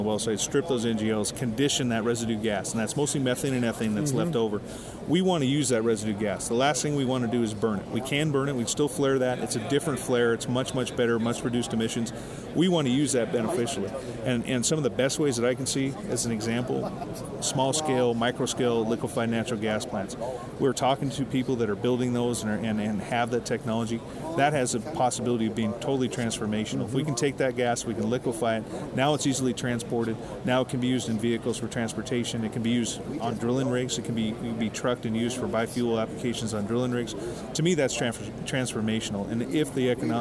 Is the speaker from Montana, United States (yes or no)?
yes; Billings, Montana, United States